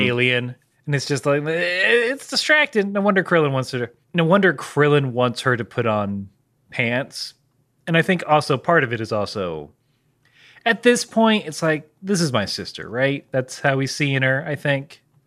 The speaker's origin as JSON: {"language": "English", "country": "United Kingdom", "said": "I'm British."}